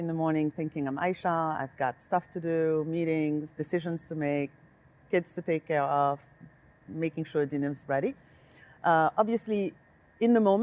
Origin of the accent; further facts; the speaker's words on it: Senegal; also born or lived in Paris, France; now in United States; I was born in Senegal, West Africa